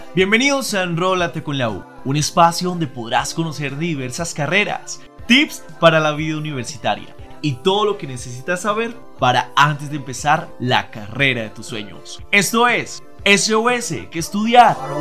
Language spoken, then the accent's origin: Spanish; Cali, Valle del Cauca, Colombia; soy de Cali